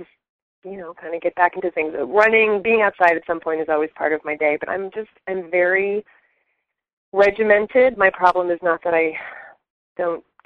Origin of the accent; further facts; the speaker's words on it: New Jersey, United States; moved away; I grew up on the East Coast. So I'm from New Jersey originally.